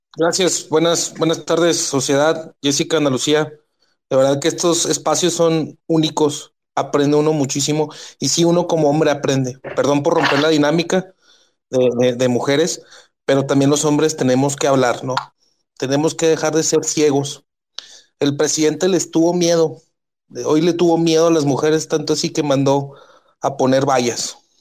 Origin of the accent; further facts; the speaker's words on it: Ciudad Juárez, Chihuahua, Mexico; Yo soy de Ciudad Juárez, Chihuahua, la ciudad más violenta